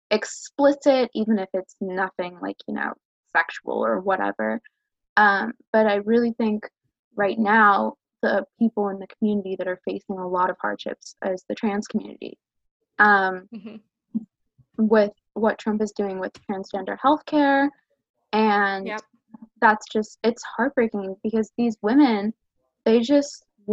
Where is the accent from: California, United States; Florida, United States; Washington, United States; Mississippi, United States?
California, United States; Los Angeles; I'm from California, I'm from